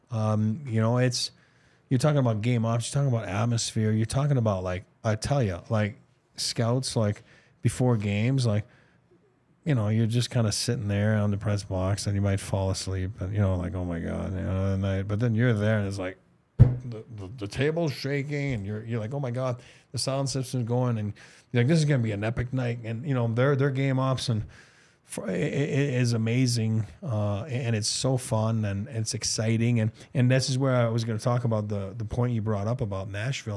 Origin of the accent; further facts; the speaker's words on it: Montreal, Quebec, Canada; my hometown, the Bell Center in Montreal.